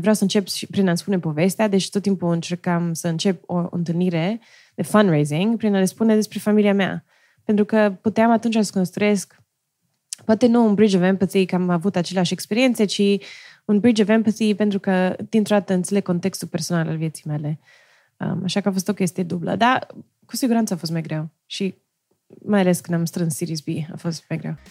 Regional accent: Romania; moved away as an adult; also born or lived in Stanford, United States / Silicon Valley, United States; now in United States; eu, crescând în România

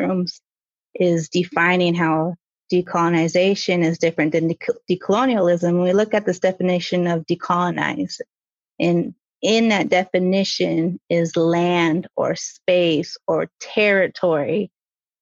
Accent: South Dakota, United States; also born or lived in Fort Totten, North Dakota; I'm from South Dakota

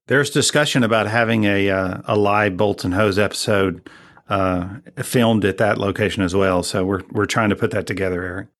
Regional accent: Texas, United States; I'm sixth generation Texan, so I go way back

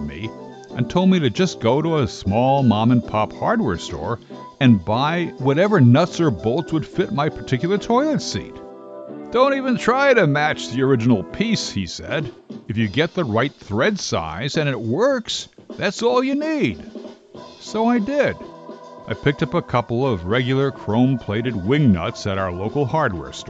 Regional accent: New Jersey, United States; born or raised there

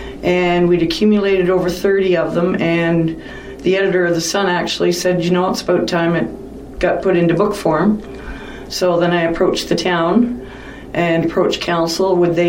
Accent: Collingwood, Ontario, Canada; moved away as an adult; now in Wasaga Beach, Canada; I'm originally from Collingwood

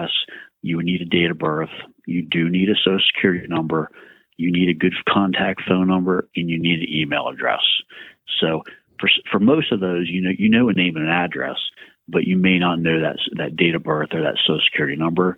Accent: Oakland, Maryland, United States; moved away as an adult; also born or lived in Baltimore, Maryland; I graduated from Southern Garrett High School right here in Oakland, born and raised in Garrett County

